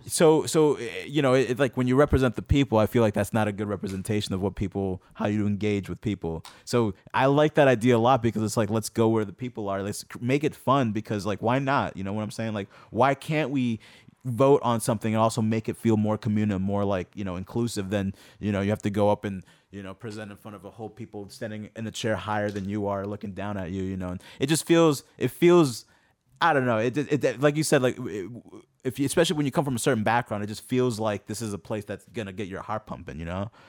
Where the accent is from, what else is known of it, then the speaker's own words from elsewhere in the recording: Lynn, Massachusetts, United States; when I was growing up in Lynn, I felt like, um, Lynn was more of an older type of kind of city